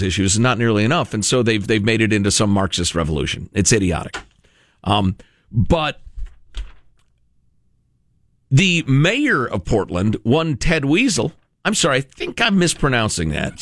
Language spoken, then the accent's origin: English; Italy; I was born in Italy